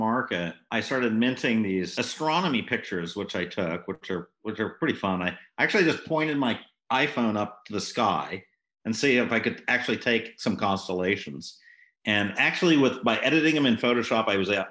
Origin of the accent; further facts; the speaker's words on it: France; moved away; I grew up in France